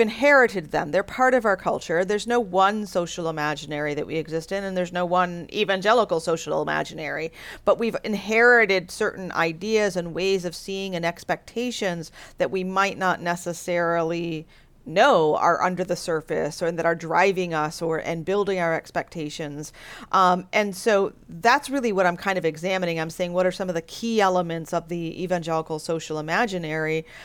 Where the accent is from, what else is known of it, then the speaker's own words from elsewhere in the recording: United States; I'm an American